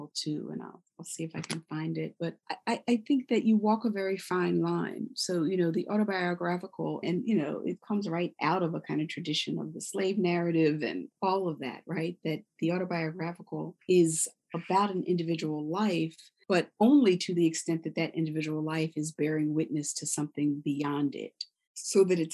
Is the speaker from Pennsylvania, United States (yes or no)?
yes; Philadelphia, Pennsylvania, United States; born or raised there; now in New York, United States